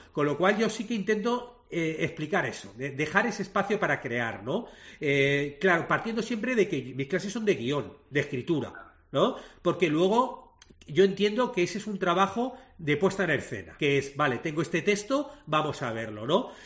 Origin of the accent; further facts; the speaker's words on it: Madrid, Community of Madrid, Spain; moved away as an adult; now in Montevideo, Uruguay; yo soy madrileño, soy español, pero, pero desde hace 10 años vivo en Montevideo